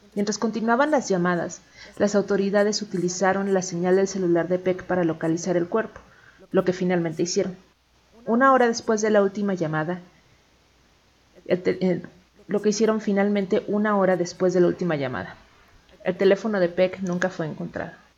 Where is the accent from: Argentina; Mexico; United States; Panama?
Mexico; Chilango, Mexico City; aquí como chilangos